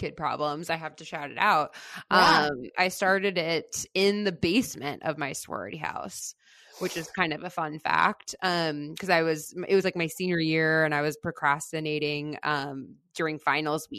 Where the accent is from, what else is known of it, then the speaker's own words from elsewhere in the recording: Fort Lauderdale, Florida, United States; moved away as an adult; now in New York, United States; I grew up in Fort Lauderdale